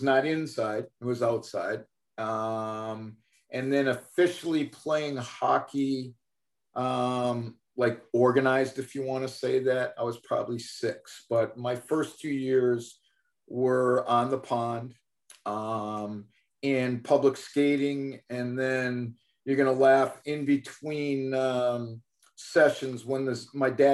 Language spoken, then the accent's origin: English; Chelsea, Massachusetts, United States; growing up in Chelsea, coming home from school, if there was a puddle that froze, I was skating on it